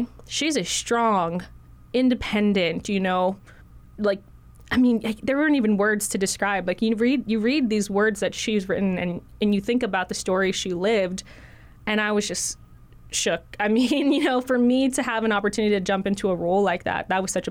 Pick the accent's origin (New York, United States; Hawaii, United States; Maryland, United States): Hawaii, United States; I was born and raised in Hawaii